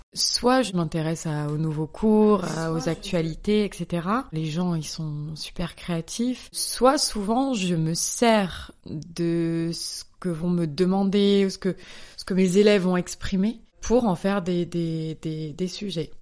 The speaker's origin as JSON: {"language": "French", "town": "Bordeaux", "region": "Nouvelle-Aquitaine", "country": "France", "moved": "as an adult", "lives_now": "Paris, France", "said": "Je suis bordelaise, mais à Paris depuis une bonne douzaine d'années"}